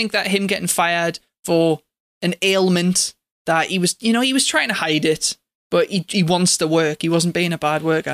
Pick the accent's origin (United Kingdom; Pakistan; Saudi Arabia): United Kingdom; England; I'm English